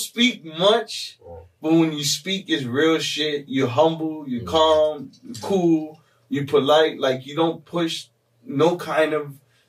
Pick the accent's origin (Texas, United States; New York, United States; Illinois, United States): New York, United States; I'm like, bro, I'm from New York.